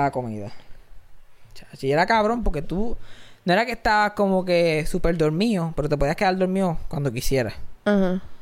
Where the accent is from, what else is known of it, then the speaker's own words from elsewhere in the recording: Cabo Rojo, Puerto Rico; Ah, yo soy de Cabo Rojo.